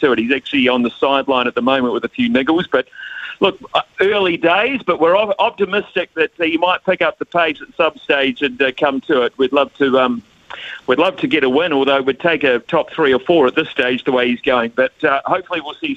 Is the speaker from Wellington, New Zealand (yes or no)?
no; Palmerston North, Manawatū-Whanganui, New Zealand; growing up in Palmerston North